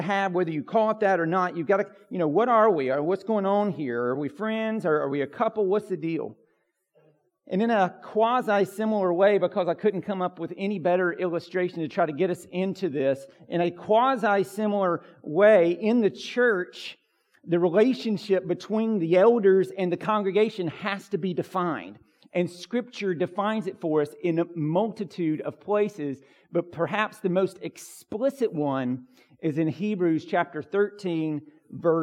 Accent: United States; I'm an American individual

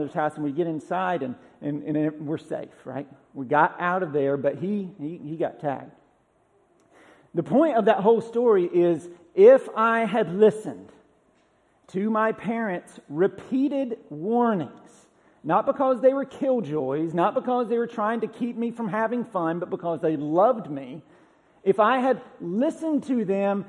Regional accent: Georgia, United States; now in Tennessee, United States; I haven't seen this in Tennessee since I've lived here, but growing up in Georgia

